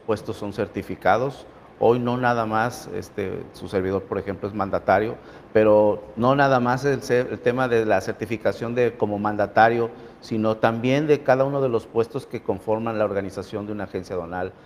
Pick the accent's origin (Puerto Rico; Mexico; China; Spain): Mexico